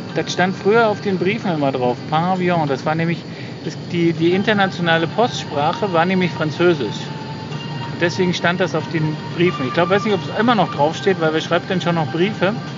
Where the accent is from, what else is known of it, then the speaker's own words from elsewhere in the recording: GDR, East Germany, Germany; ich bin ja in der DDR aufgewachsen